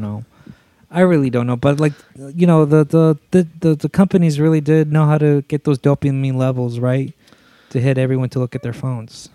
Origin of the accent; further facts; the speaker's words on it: Zacatecas, Mexico; moved away; I'm from Zacatecas